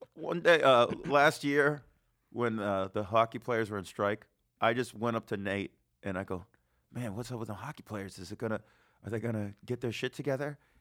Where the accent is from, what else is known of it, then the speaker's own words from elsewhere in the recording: Las Vegas, Nevada, United States; moved away as an adult; now in New York, United States; I'm from Vegas.